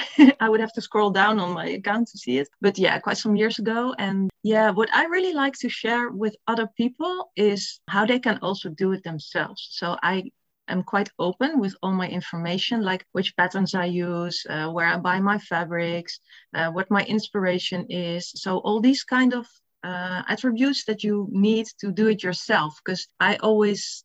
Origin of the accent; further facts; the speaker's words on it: Netherlands; I'm from the Netherlands and I'm 47 years old.